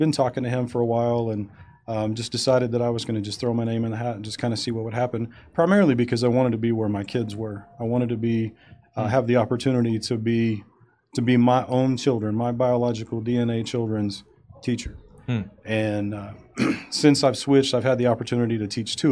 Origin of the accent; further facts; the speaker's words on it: Odessa, Texas, United States; also born or lived in Lubbock, Texas / Fayetteville, Arkansas; I grew up in Odessa. I lived there all the way from birth through high school.